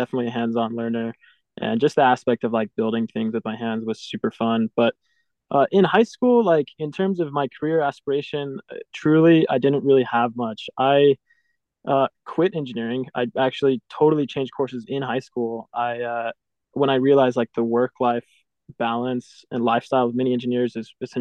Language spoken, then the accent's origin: English; Houston, Texas, United States; I'm from Houston. That's where I grew up